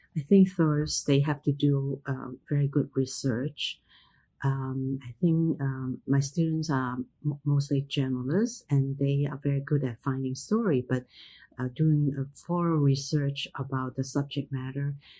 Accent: Hong Kong; moved away; also born or lived in United States; identity wasn't an issue when I grew up in Hong Kong

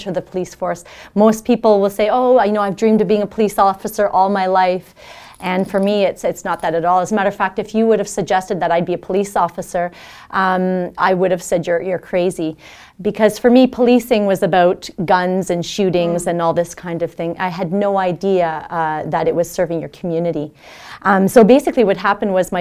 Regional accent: Elliott Lake, Ontario, Canada; moved away; coming from a small town, I'm originally from Elliott Lake, Ontario, which was very non-culturally diverse.

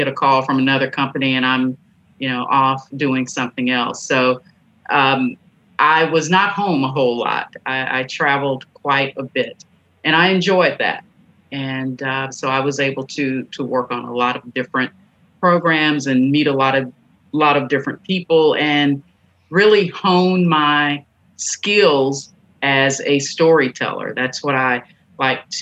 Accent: Stanton, Tennessee, United States; I grew up in Haywood County in a tiny town named Stanton

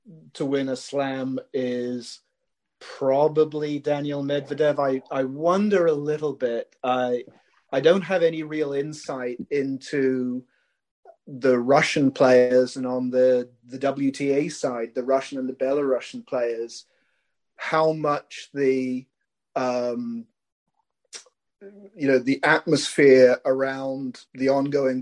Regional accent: United Kingdom; as a Brit

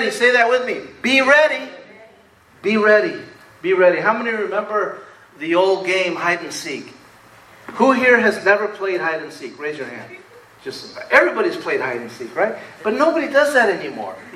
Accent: Rutherford, California, United States; And this was great growing up in Rutherford because we had country out there.

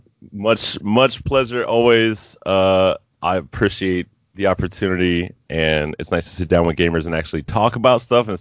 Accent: Miami, Florida, United States; I was born and raised in Miami, Florida, and I grew up with hurricanes as a regular part of life every year.

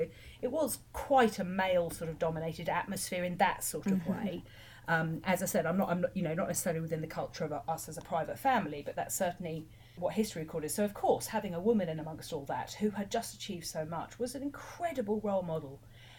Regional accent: Chawton, South East England, United Kingdom; about growing up in Chawton

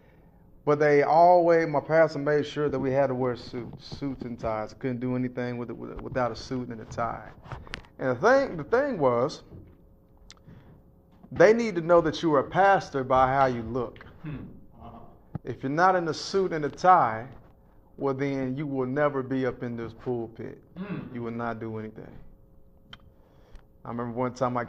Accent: Lexington, Kentucky, United States; grew up in Lexington, Kentucky

